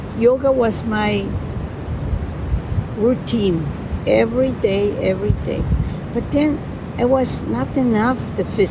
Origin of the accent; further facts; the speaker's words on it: Colombia; accent: Colombian; English is a second language; moved away as an adult; also born or lived in La Paz, Bolivia / Miami / Switzerland; I was born in La Paz, Bolivia. My mother was from there, my father was from Colombia. And when I got 6 years old, we moved to Colombia. My accent in Spanish is only Colombian